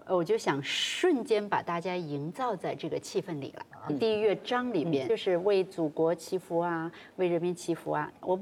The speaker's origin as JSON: {"language": "Chinese", "region": "Jilin", "country": "China", "tie": "born or raised there", "said": "我生在吉林啊，东北人。"}